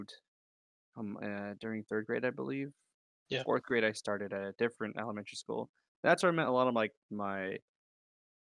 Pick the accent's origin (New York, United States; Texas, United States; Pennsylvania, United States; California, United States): California, United States; Atwater; also born or lived in Modesto; We moved to Atwater, and that's where I was born and raised.